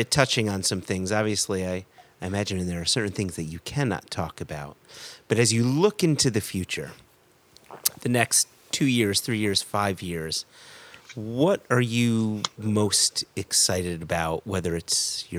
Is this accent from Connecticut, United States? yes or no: yes; Connecticut, United States; I'm just a Connecticut Jew